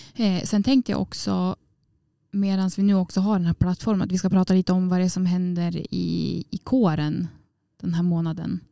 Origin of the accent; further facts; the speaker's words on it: Åre, Jämtland, Sweden; moved away; Jag var hemma i Åre på, och träffade familjen då